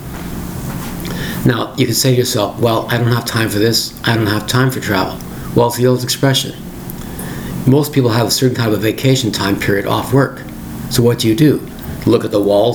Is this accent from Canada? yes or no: yes; Toronto, Ontario, Canada; born and raised in Toronto like